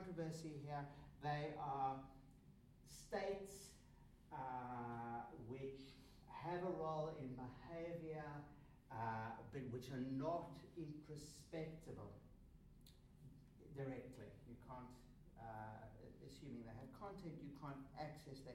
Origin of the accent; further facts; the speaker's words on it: South Africa; I grew up in South Africa under apartheid